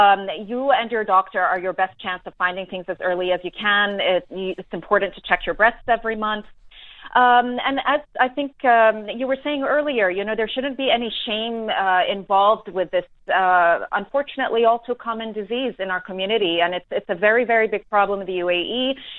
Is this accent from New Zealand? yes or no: yes; New Zealand; also born or lived in New York; now in Dubai, United Arab Emirates; I'm a New Zealander myself, so I relate.